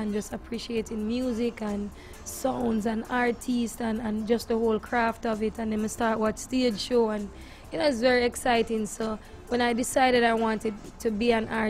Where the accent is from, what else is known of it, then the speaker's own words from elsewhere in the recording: Christiana, Manchester Parish, Jamaica; I was born and raised in Christiana, Manchester.